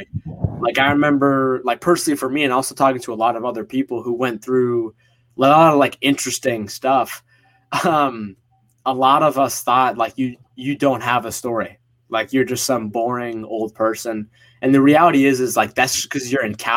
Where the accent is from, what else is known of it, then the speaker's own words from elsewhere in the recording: Northeast US, United States; also born or lived in Egypt (parents); they immigrated to the US, to the East Coast, Northeast, like a year before I was born here in America